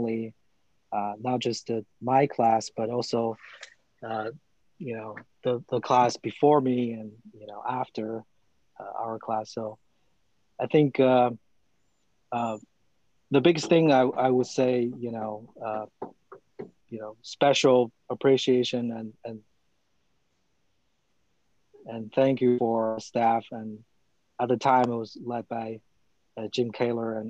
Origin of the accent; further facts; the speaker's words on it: China; English is a second language; moved away as an adult; also born or lived in Athens, Ohio, United States; I'm from China and Athens is the first city that I lived for, you know, more than a year